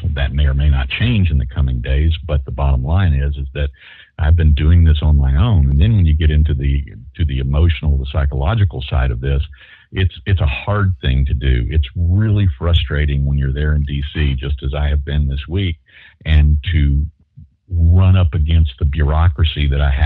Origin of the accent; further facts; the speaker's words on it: Shreveport, Louisiana, United States; West Shreveport. Yeah. Well, I was born in Willis-Knighton Hospital